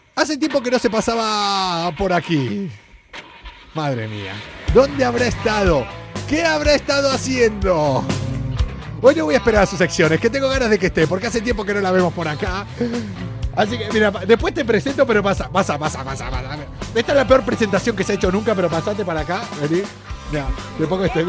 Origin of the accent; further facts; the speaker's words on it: Argentina; now in Spain; Soy argentino, fui futbolista